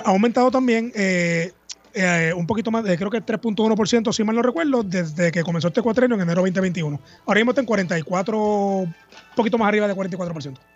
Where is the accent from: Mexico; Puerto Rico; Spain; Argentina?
Puerto Rico; Escuela Superior y para atrás también todo en Puerto Rico